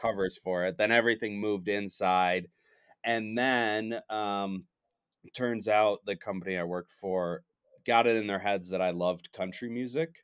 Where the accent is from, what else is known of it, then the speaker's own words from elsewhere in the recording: Michigan, United States; now in Denver, United States; I'm originally from Michigan